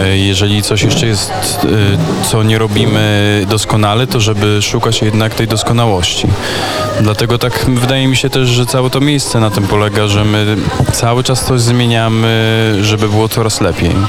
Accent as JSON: {"language": "Polish", "town": "Sokółka", "region": "Podlaskie Voivodeship", "country": "Poland", "said": "jestem przecież z Sokółki"}